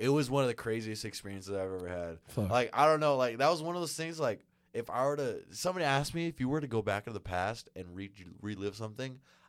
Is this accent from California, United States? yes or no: yes; California, United States; we came from California